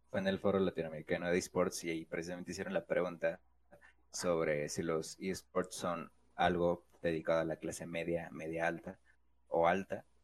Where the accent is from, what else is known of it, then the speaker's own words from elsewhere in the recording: Mexico City, Mexico; Soy citadino, güey. Soy chilango, güey.